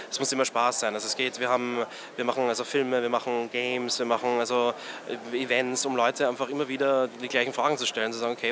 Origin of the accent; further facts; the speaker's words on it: Graz, Styria, Austria; also born or lived in Vienna; now in China; Ich komme aus Graz eigentlich, äh, wohne äh, äh, war zehn Jahre in Wien äh, und äh, bin nach China gezogen vor ja, so sieben Jahren